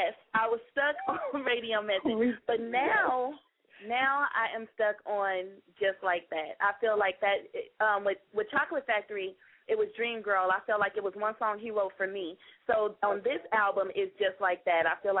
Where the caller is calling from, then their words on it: California, United States; I'm calling from Cali.